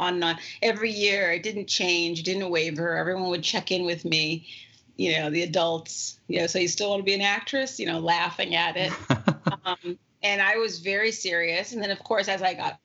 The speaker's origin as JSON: {"language": "English", "town": "Santa Monica", "region": "California", "country": "United States", "tie": "born or raised there", "said": "I grew up not that far from the beach and kind of a very beach culture. Santa Monica is a very beachy culture, particularly where I was, place. And especially when I grew up there"}